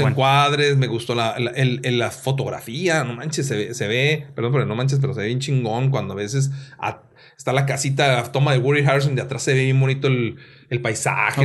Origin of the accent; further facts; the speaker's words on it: Mexico; soy mexicano